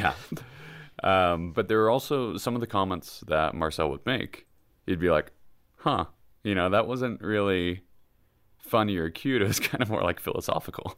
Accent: Kansas, United States; I'm from Kansas

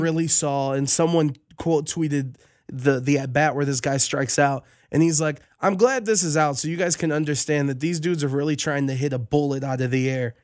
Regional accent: Las Vegas, Nevada, United States; I'm just from Vegas

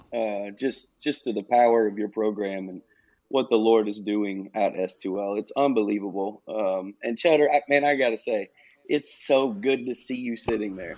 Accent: Knoxville, Tennessee, United States; I was born in Knoxville, Tennessee.

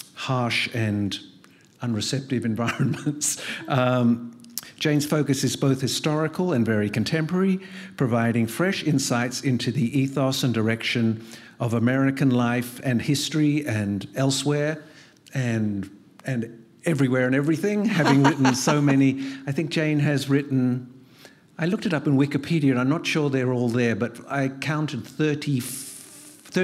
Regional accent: Australia; moved away as an adult; I'm originally Australian, and I'm a novelist, and I've been living overseas for many, like 40 years

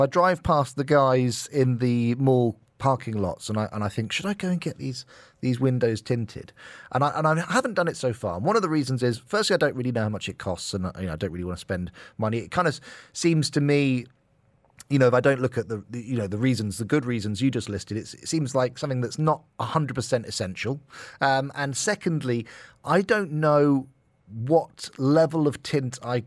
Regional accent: United Kingdom; now in UAE; back in my home country, the UK

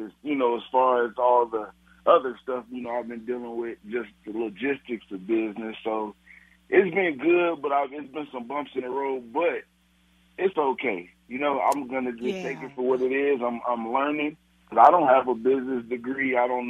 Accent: Gary, Indiana, United States; We're originally from Gary, Indiana. We moved here because of violence and stuff.

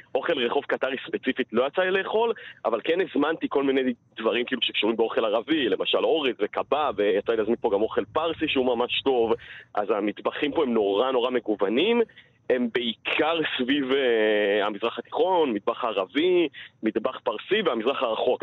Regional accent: Israel; בתור ישראלי פה

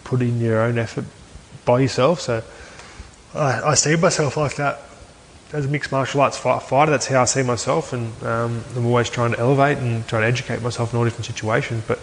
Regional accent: Aberdeen, Scotland, United Kingdom; it's very close to my hometown, Aberdeen.

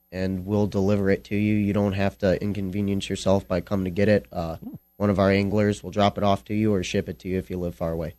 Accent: Lake Michigan, Midwest, United States; I fished jigs all my life. I'm from Lake Michigan.

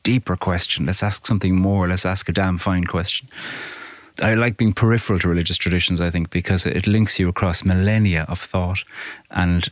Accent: Carrigaline, Munster, Ireland; I grew up in Cork in a village called Carrigaline, about 10 miles outside Cork City

